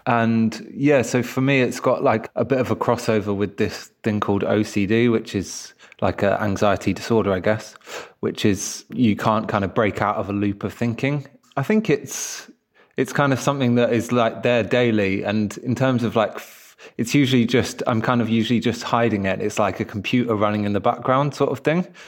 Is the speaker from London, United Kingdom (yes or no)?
yes; London, United Kingdom; also born or lived in Crystal Palace, London; I grew up in Kensal Rise, although now I'm live in Crystal Palace